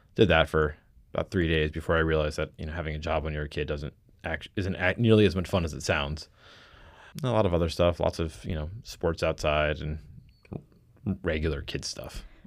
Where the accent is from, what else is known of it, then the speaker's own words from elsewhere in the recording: Connecticut, United States; also born or lived in New York; I grew up in mostly Connecticut, a little bit of stints in New York, uh, largely Connecticut